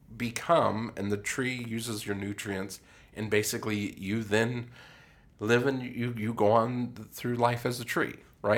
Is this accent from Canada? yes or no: no; Colorado, United States; moved away; I grew up in Colorado